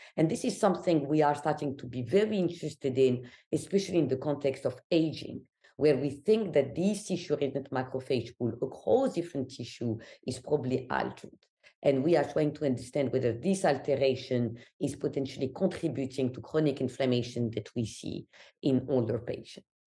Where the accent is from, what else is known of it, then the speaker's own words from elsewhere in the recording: Algeria; English is a second language; moved away as an adult; now in New York, United States; I'm always asked where I'm from, so Algeria, North Africa, and I left my country when I was eighteen